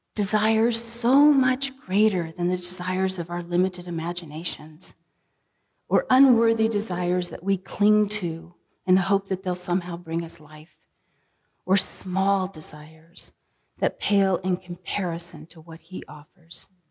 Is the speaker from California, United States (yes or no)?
yes; San Diego, California, United States; moved away; growing up in San Diego.